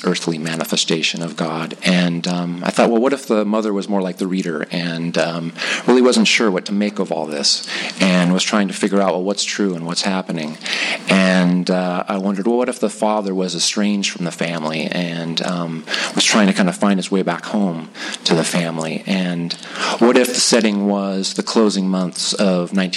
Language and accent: English; Whittier, California, United States; also born or lived in La Mirada / Los Angeles; grew up in Whittier, and that's where I went to school and then graduated from high school